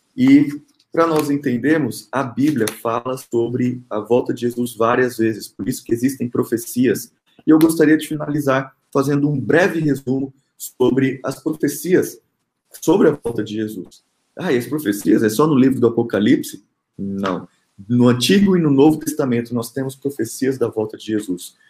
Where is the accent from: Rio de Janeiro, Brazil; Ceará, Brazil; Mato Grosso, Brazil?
Mato Grosso, Brazil; Rondonópolis; now in Brasília, Brazil; eu sou Mato Grossense, nasci em Rondonópolis, meus pais moram no Mato Grosso